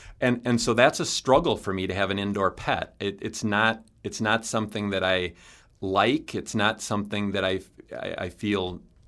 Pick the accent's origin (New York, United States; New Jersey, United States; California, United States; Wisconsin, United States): Wisconsin, United States; Clark County; But then also I grew up in Clark County, and Colby was just down the road from where I grew up.